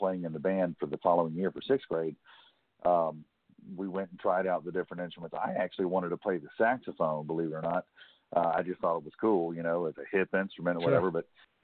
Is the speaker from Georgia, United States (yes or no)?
no; Baldwin County, Alabama, United States; also born or lived in Pensacola, Florida; I was raised in Baldwin County, Alabama, which is basically the southernmost county